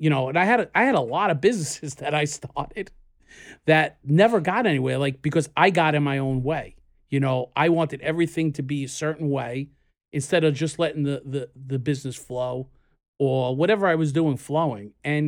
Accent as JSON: {"language": "English", "town": "Queens", "region": "New York", "country": "United States", "said": "We're in Brooklyn, but we're not in Queens. But we are from Queens."}